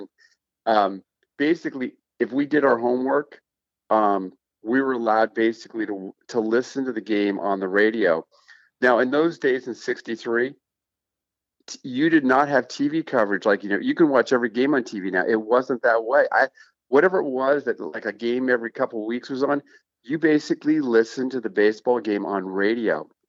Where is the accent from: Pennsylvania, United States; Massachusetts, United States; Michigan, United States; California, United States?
California, United States; Oakland; I'm an older generation. I don't know your viewers and your podcast, but I'm over twice your age. So when I was brought up in Oakland